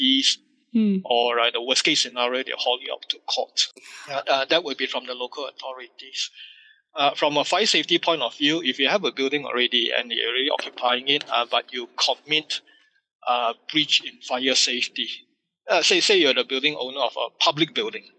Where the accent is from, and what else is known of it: Malaysia